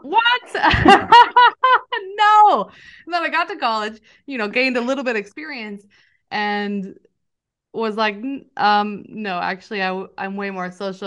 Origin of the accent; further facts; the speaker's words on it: Northern California, United States; also born or lived in San Diego; I grew up in Northern California in a really rural area